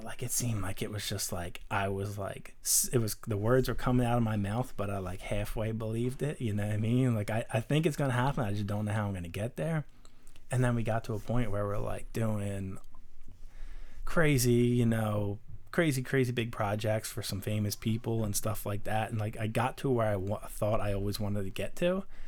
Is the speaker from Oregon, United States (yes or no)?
no; Darby, Pennsylvania, United States; we grew up in Darby